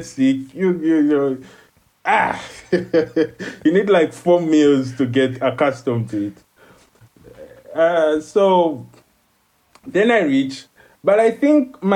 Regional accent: Uganda; moved away as an adult; now in China; the people in my country, Uganda, I'm from Uganda, East Africa.

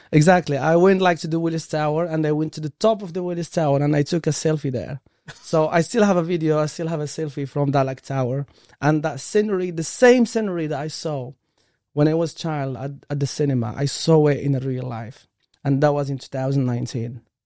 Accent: Morocco; English is a second language; moved away as an adult; now in United Kingdom; I came from, like, different country, from Morocco, and English is my third language

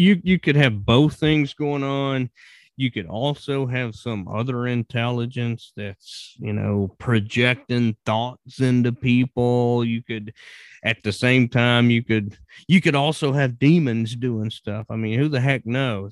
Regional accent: Virginia, United States; moved away as an adult; I was born and raised in Virginia and lived there right up until I started traveling

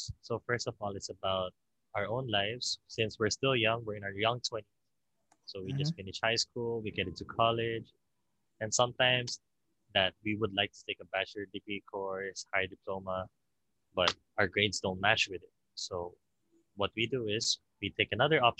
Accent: Philippines; I'm Filipino, 21.

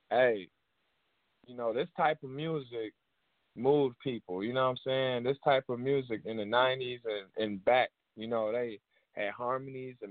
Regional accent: Chicago, Illinois, United States; I'm from Chicago

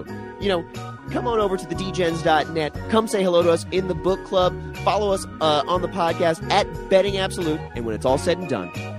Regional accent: Denver, Colorado, United States; my hometown Nuggets

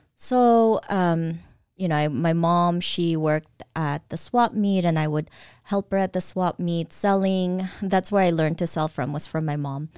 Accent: Caloocan, Metro Manila, Philippines; now in Eastvale, United States; I was born in the Philippines, in Caloocan

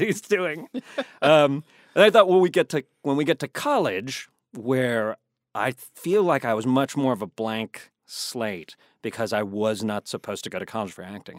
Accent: Virginia, United States; moved away; I'm from Virginia

